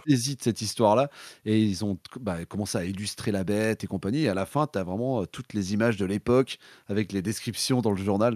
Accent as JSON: {"language": "French", "town": "Nantes", "region": "Pays de la Loire", "country": "France", "said": "je suis de Nantes."}